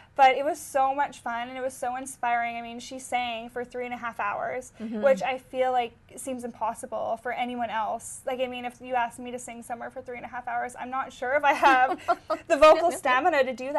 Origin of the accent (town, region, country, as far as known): Winnipegosis, Manitoba, Canada; born or raised there